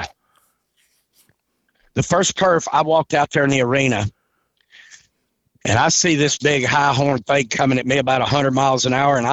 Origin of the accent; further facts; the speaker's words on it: Okeechobee, Florida, United States; I grew up in Okeechobee, Florida, where you had to work the barrel